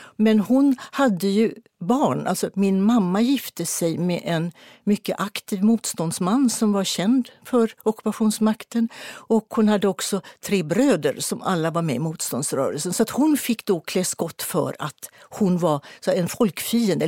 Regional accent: Partille, Västra Götaland, Sweden; utanför Partille där jag växte upp

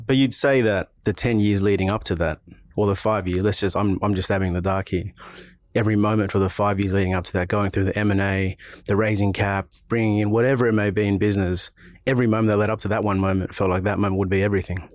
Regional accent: Auburn, New South Wales, Australia; Park Road, smack bang, middle of Auburn. Born and raised, level seven, uh, level seven, Auburn Hospital

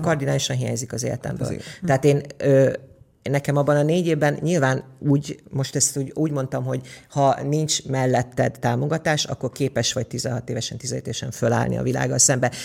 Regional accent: Érd, Pest, Hungary; also born or lived in Budapest / Mezőkövesd (parents' origin) / England; érd, érden laktunk, ja, Pestre Pestnek számítom magam, mert óvodába, iskolába ér, Pestre jártam.

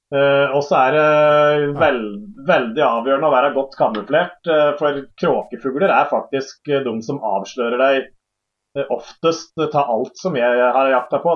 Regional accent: Hadeland, Innlandet, Norway; Hjemme på Hadeland her

